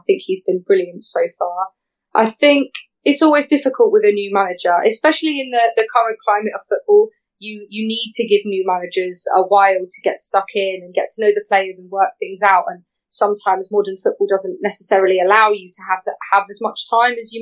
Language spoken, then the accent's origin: English; Brighton, South East England, United Kingdom; I'm actually from Brighton, even though I support Fulham. So when I was younger, I remember Brighton playing at Withdean